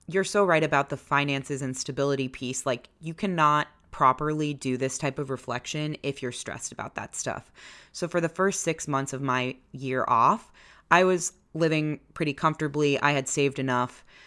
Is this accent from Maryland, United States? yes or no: yes; Maryland, United States; moved away as an adult; also born or lived in Washington, D.C.; now in Chicago, United States; We grew up in Maryland. I went to college in Maryland.